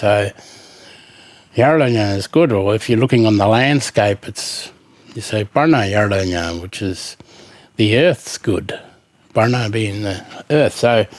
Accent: southeast Western Australia, Australia; is the Kiwana from my country in southeast Western Australia. And I'm from the Ngadju tribe. And we have native title now, but our traditional lands takes in the Western Nullarbor and the Great Western Woodlands.

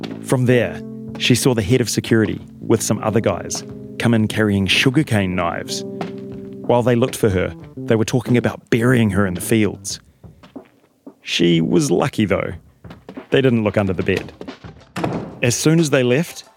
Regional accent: New Zealand; moved away; as a Kiwi

